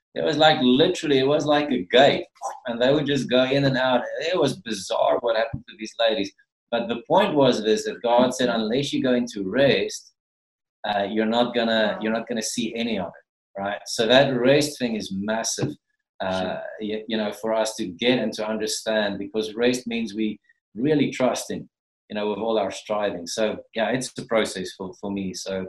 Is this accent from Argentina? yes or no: no; Gauteng, South Africa; moved away; because, you know, we come from Gauteng, so our contact with the cause, our culture has been zero up to we moved here, basically, you know.